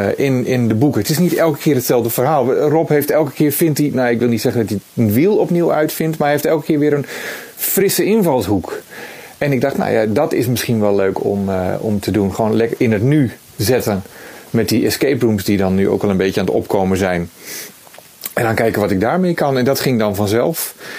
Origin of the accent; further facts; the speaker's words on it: Netherlands; als Nederlander